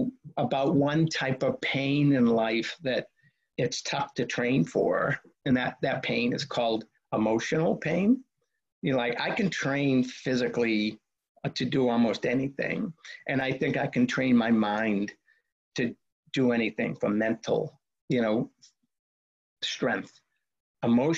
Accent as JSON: {"language": "English", "town": "Boston", "region": "Massachusetts", "country": "United States", "tie": "born or raised there", "said": "growing up in Boston"}